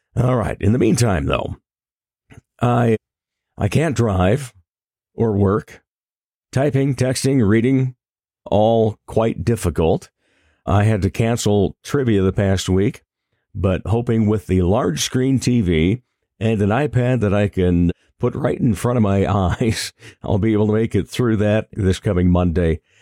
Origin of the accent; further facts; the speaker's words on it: Rock Rapids, Iowa, United States; my hometown of Rock Rapids